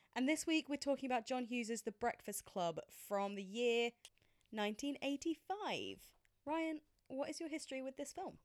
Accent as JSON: {"language": "English", "region": "England", "country": "United Kingdom", "said": "as a British person"}